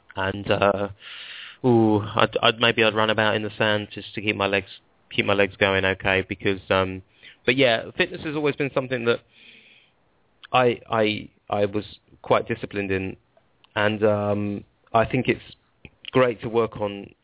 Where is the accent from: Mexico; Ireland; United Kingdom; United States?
United Kingdom; Stanmore, London; now in Milton Keynes, United Kingdom; I'm from Stanmore, um, but I live in Milton Keynes now.